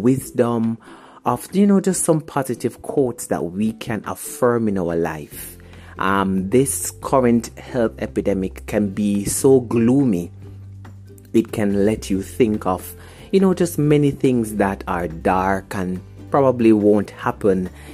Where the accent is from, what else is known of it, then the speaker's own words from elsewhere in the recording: Jamaica; also born or lived in St. Catherine, Jamaica; I am from Jamaica, the beautiful, beautiful island of Jamaica. I am 29 years old, living in St. Catherine